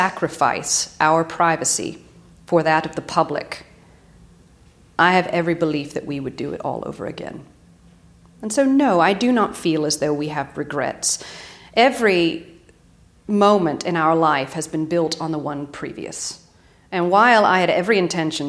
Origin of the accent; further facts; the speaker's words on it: Raleigh, North Carolina, United States; moved away as an adult; also born or lived in New York; I am from Raleigh, North Carolina originally